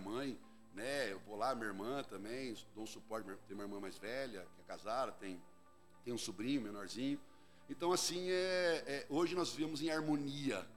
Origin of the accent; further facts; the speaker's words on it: Jundiaí, São Paulo, Brazil; Eu sou jundiaiense. Uhum. Nasci aqui em Jundiaí, pertinho daqui. E nós somos uma, fomos criados numa família bem bem, bem pobre mesmo